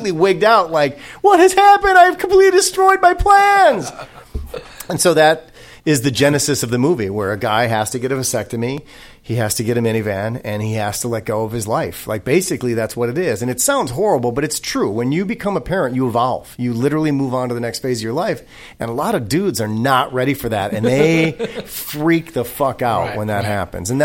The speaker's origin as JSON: {"language": "English", "town": "Racine", "region": "Wisconsin", "country": "United States", "tie": "born or raised there", "moved": "yes", "lives_now": "Los Angeles, United States", "said": "I grew up in Racine, Wisconsin."}